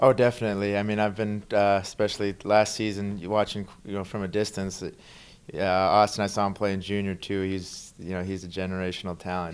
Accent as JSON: {"language": "English", "country": "Canada", "tie": "born or raised there", "moved": "yes", "said": "growing up in Canada, hockey's, you know, the number one sport there"}